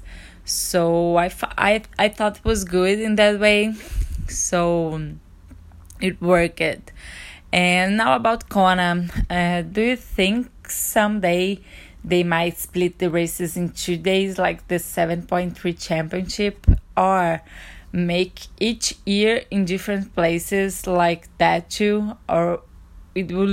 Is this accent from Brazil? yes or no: yes; Brazil; I'm from Brazil